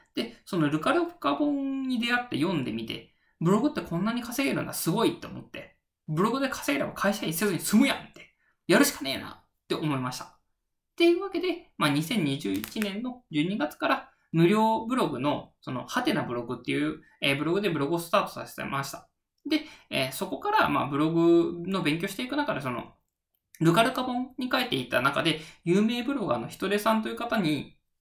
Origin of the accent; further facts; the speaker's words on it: Japan; 人間としての出身地は、えー、四国、中国地方ですね